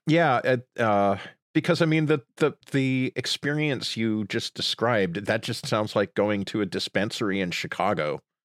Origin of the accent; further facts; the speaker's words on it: Sudbury, Ontario, Canada; moved away; I grew up in Sudbury, Ontario